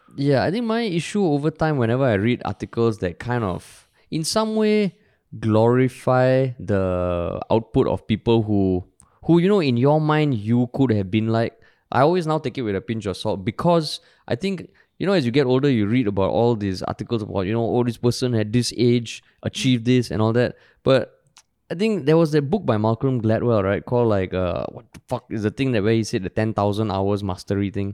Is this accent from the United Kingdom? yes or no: no; Singapore; growing up in Singapore